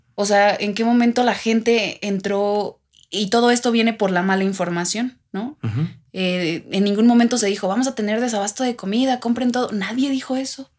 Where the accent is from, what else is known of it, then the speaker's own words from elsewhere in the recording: Mexico; como algunos mexicanos